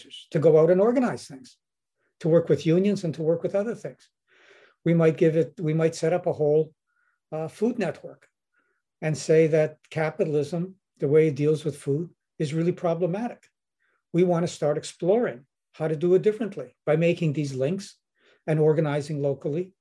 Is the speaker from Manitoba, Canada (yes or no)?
yes; Winnipeg, Manitoba, Canada; I'm from Winnipeg